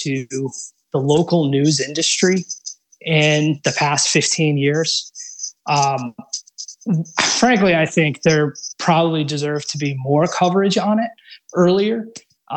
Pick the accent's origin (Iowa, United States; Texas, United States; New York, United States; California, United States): New York, United States; upstate; moved away as an adult; also born or lived in South Carolina; now in Colorado, United States; I grew up in upstate New York